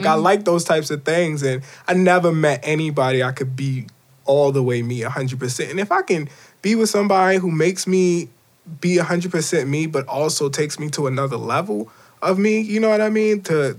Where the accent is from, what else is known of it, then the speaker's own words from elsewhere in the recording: Baltimore, Maryland, United States; Growing up in Baltimore